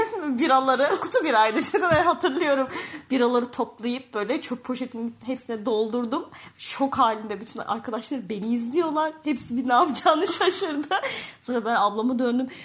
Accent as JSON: {"language": "Turkish", "region": "Kayseri Province", "country": "Turkey", "tie": "born or raised there", "said": "Ben Kayseri'de büyüdüm"}